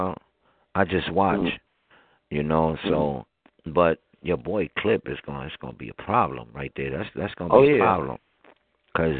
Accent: Philadelphia, Pennsylvania, United States; I am from Philly

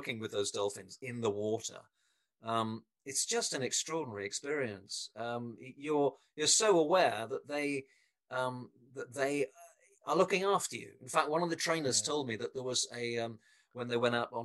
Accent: England, United Kingdom; moved away; I come from England originally, so you can probably tell it from my accent.

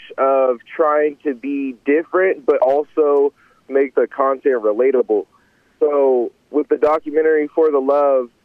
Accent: Monrovia, California, United States; my hometown is Monrovia

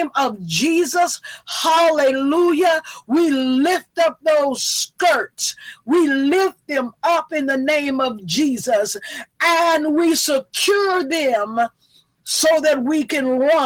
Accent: the South, United States; I'm from the South

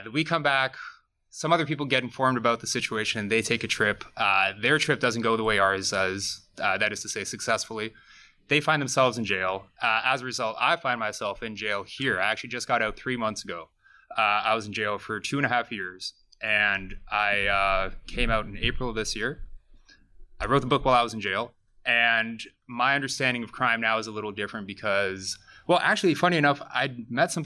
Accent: Barrie, Ontario, Canada; moved away as an adult; also born or lived in Toronto; I'm from Barrie originally

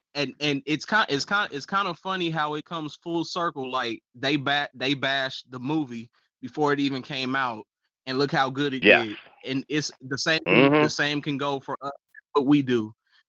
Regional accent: West Coast, United States; I'm from the West Coast, you know, and I rock all of Cali dang near any time of day.

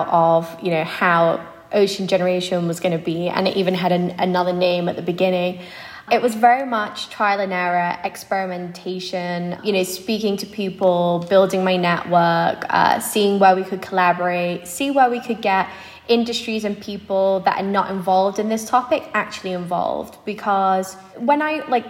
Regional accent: Spain; moved away as an adult; also born or lived in Madrid, Spain / Boston, United States / New York, United States; I grew up in Spain, went to high school in Madrid

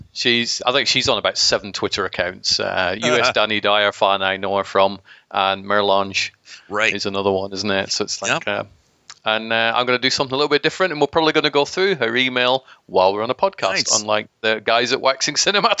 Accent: Scotland, United Kingdom; now in England, United Kingdom; I was born in Scotland

